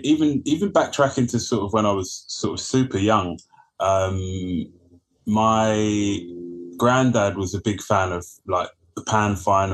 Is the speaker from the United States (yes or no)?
no; London, United Kingdom; also born or lived in Ladbroke Grove, London; born and raised in like Northwest. So I was born in Park Royal, grew up just down the road from Harlesden. And then, ended up being around Ladbroke Grove way from really my early teens